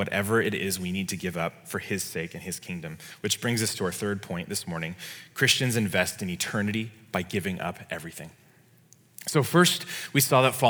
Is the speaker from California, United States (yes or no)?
yes; California, United States; as a Californian